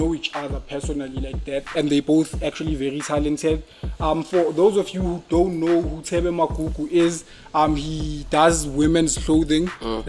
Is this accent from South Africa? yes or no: yes; South Africa; we as South African street designers, as artists in South Africa